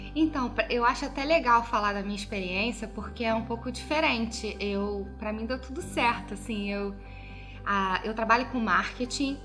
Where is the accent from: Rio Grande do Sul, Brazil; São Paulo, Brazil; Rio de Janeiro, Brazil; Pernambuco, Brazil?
Rio de Janeiro, Brazil; moved away as an adult; now in Vancouver, Canada; eu sou do Rio